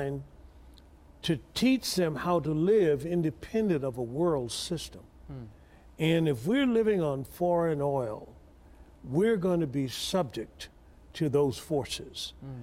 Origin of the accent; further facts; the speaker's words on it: Tuskegee, Alabama, United States; I was born in Tuskegee, Alabama.